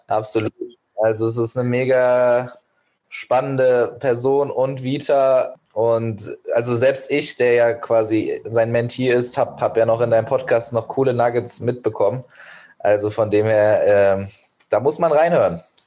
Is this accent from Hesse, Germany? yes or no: yes; Giessen, Hesse, Germany; first language Persian and German; also born or lived in Medellín, Colombia / Beijing, China; meine Muttersprache Persisch-Deutsch, weil meine Heimatstadt Gießen auch eine Erstaufnahmestelle für Geflüchtete hatte und hat